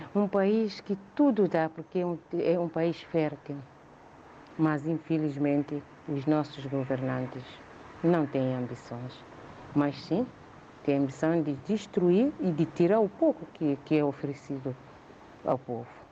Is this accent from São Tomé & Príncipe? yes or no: yes; São Tomé & Príncipe; moved away as an adult; now in Mem Martins, Portugal; Um país onde nasci, onde cresci, onde estudei, onde ainda tenho irmãos, muitos familiares